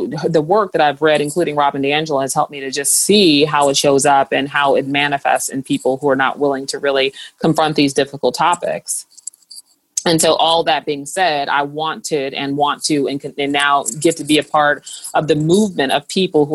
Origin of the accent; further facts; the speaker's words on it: St. Louis, Missouri, United States; moved away; also born or lived in Atlanta, Georgia; Growing up in St. Louis, Missouri, it's just a different atmosphere